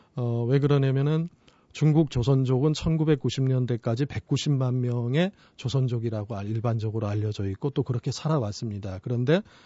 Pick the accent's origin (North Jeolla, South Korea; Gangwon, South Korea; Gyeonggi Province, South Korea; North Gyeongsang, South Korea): Gangwon, South Korea; Jeongseon; moved away; 정선이라고 하는 데가 어, 제가 태어난 데고 고향?